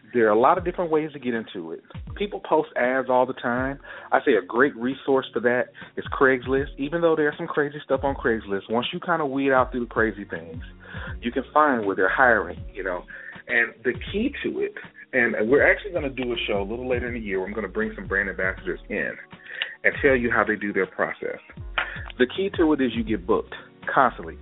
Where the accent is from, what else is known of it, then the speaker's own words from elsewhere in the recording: Gulfport, Mississippi, United States; my hometown for example, Gulfport, Mississippi